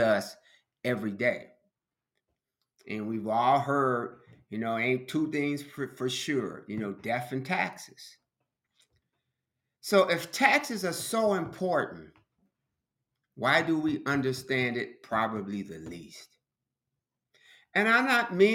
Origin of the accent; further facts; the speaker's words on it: Chicago, Illinois, United States; growing up in Chicago